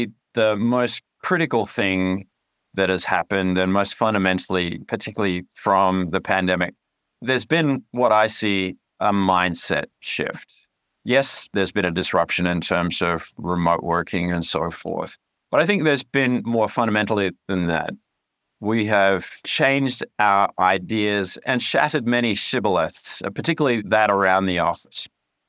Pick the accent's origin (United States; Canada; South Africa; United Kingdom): Canada; accent: twang; also born or lived in Australia; You might hear a bit of a twang in my voice, but that's because I grew up in two countries. I was born in Australia, but spent most of my formative years in Canada.